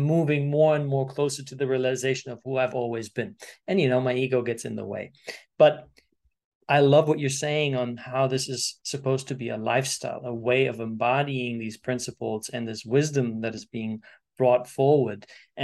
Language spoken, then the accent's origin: English; Germany; born there; I was born in Germany, Sicilian family.